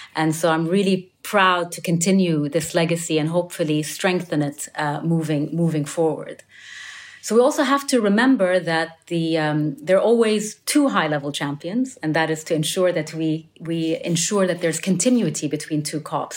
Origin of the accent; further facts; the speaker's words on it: United Arab Emirates; I'm from the United Arab Emirates